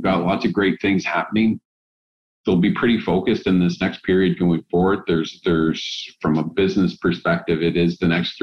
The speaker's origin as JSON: {"language": "English", "area": "Vancouver Island", "region": "British Columbia", "country": "Canada", "tie": "born or raised there", "also_born_or_lived": "Hamilton, Ontario", "said": "both of us were born and raised on Vancouver Island"}